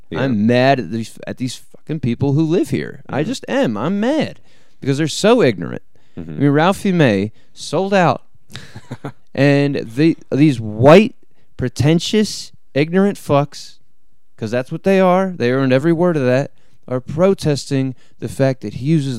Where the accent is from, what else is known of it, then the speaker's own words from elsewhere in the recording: Philadelphia, Pennsylvania, United States; moved away; And that's where I came from. I came from the East Coast, from Philadelphia, and all that. And to be out here is so opposite.